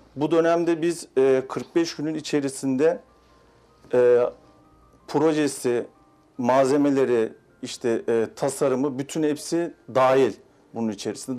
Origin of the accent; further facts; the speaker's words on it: Mersin, Turkey; 1987 Mersin doğumluyum